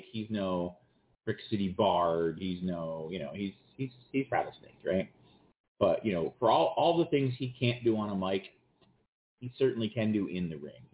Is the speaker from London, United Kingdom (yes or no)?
yes; London, United Kingdom; I would like to have that match in my hometown of London